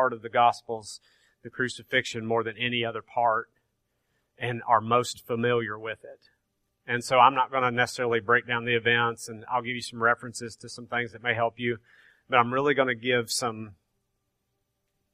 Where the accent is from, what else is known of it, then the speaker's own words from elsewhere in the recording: Grainger County, Tennessee, United States; I'm from Granger County, so I say Torah.